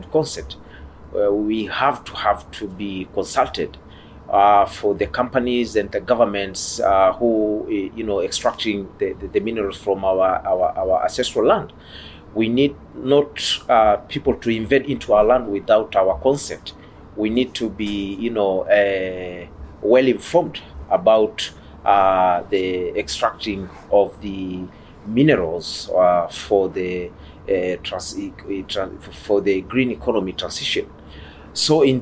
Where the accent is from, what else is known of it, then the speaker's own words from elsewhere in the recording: Tanzania; I come from Tanzania